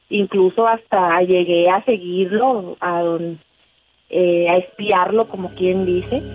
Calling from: Montemorelos, Nuevo León, Mexico; Eh, de Montemorelos, Nuevo León.

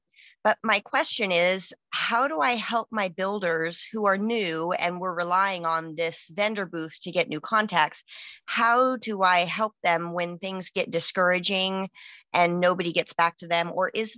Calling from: Washington, United States; Washington State.

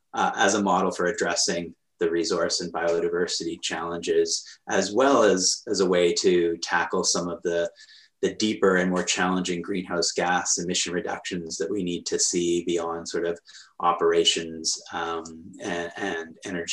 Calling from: Victoria, British Columbia, Canada; I am sitting in my home looking out at the sunshine here in Victoria, British Columbia, in the west coast of Canada.

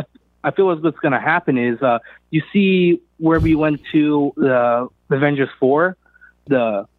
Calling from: California, United States; I'm calling from California.

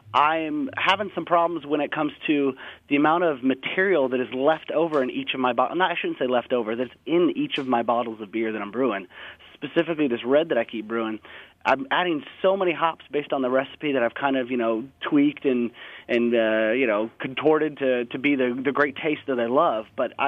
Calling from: Seattle, Washington, United States; I'm actually over here in Seattle, Washington.

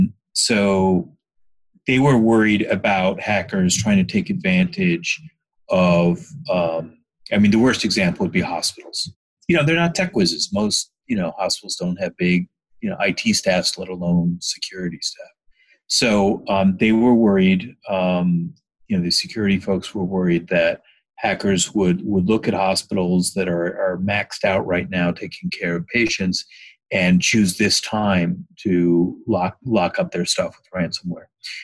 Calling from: San Francisco, California, United States; I'm in San Francisco at home.

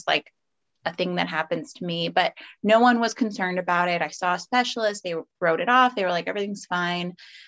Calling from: California, United States; I am in Northern California. So I'm in like the San Francisco Bay Area.

